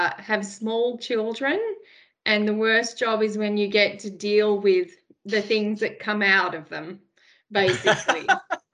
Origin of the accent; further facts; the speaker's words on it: Sydney, New South Wales, Australia; So I am from the Sutherland Shire in Sydney. I was born and bred there.